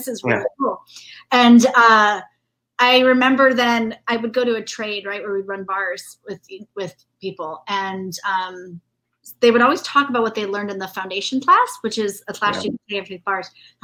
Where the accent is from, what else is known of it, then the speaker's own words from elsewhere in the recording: Indiana, United States; growing up in Indiana